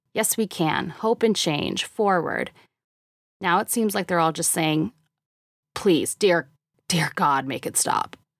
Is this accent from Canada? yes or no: yes; Canada; moved away as an adult; now in United States; I've only lived in the US for a year and a half, and as an immigrant, I am beholden to how everyone else plans on voting this year. And as a Canadian